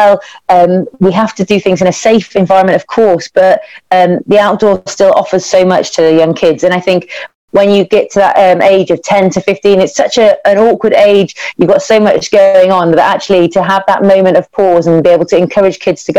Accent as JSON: {"language": "English", "area": "the Midlands", "region": "England", "country": "United Kingdom", "tie": "born or raised there", "said": "I grew up in the Midlands in the UK, and I lived in a little village"}